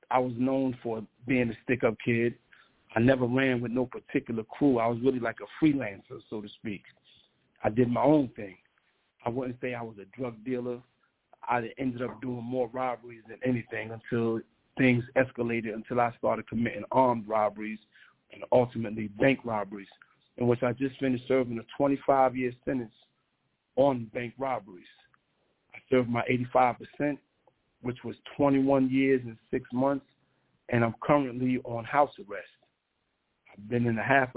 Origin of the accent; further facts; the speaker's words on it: Hackensack, New Jersey, United States; I was born and raised in New Jersey. Actually, Hackensack, New Jersey